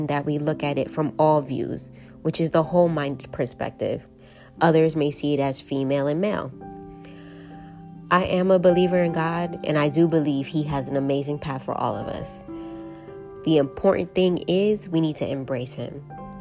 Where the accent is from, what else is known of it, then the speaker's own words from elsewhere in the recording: New York City, New York, United States; I am from New York, more specifically the Boogie Down Bronx, born and raised